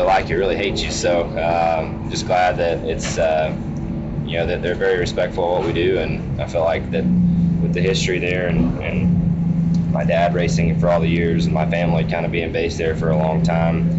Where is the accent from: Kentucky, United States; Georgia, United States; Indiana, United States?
Georgia, United States; Dawsonville; loved living in North Georgia